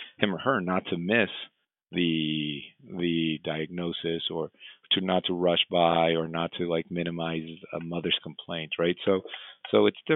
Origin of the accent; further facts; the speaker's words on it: Mexico; moved away; I trained and I grew up in Mexico